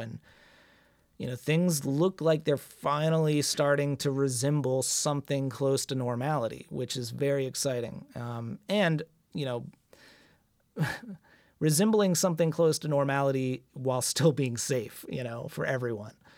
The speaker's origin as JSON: {"language": "English", "country": "United States", "said": "as an American abroad"}